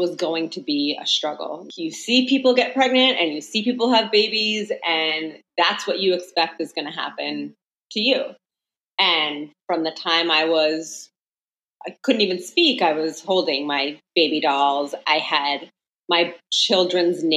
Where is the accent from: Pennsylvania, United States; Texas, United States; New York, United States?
New York, United States; Long Island; I'm from New York, born and raised on Long Island.